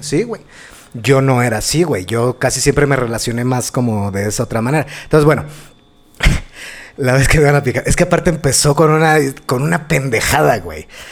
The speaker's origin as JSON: {"language": "Spanish", "region": "Mexico City", "country": "Mexico", "tie": "born or raised there", "said": "al barrio donde crecí, allá en la Valle"}